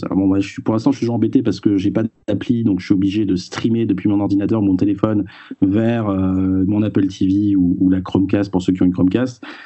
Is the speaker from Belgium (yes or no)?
no; France; chez nous en France